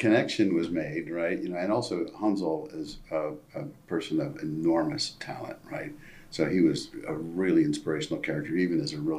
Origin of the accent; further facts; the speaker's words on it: East Coast, United States; So I grew up in a Navy family. And so back, I think they still make you move a lot, but we moved a lot, right? Every couple of years, pretty much, or every year for a while. So I lived up and down the East Coast